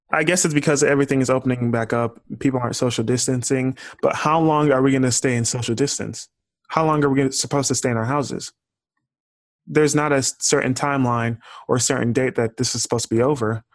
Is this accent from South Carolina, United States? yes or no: no; Houston, Texas, United States; I'm from Houston